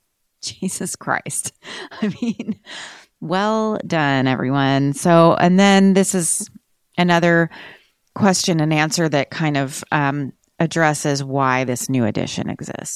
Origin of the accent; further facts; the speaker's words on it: Austin, Texas, United States; I'm from Austin